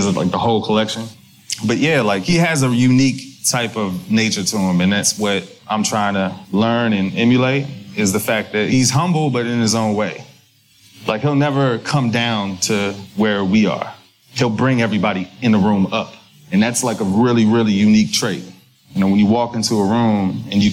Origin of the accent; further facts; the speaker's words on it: Prince George's County, Maryland, United States; I grew up on the east side of D.C., born and raised, in a county called Prince George's County.